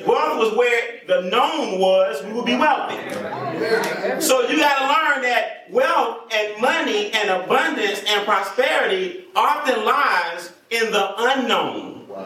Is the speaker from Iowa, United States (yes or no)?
no; College Park, Georgia, United States; I grew up on the South Side, College Park, East Point.